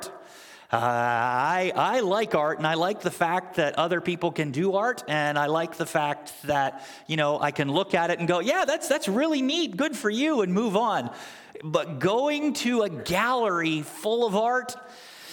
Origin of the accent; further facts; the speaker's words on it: Canada; now in United States; my family and I, most of you know that we're originally from Canada